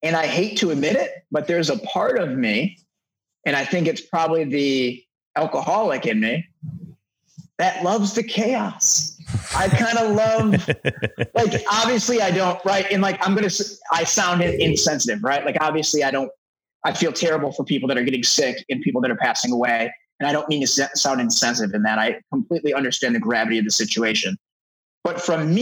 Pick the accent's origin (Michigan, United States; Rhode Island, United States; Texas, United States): Michigan, United States; Detroit; now in Los Angeles, United States; I'm originally from Detroit. So I've been in Los Angeles now for over a decade